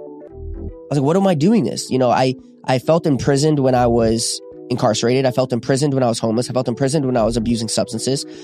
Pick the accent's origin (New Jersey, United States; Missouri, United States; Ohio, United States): New Jersey, United States; I was born in New Jer-, New Jersey